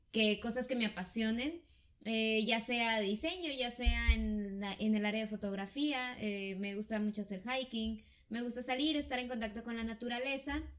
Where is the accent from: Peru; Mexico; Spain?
Mexico; Ensenada, Baja California; yo sí soy de Ensenada, Baja California, y aquí nací, y aquí he vivido toda mi vida. Eh, de hecho, yo no conozco mucho de afuera, por ejemplo, no conozco nada de Sonora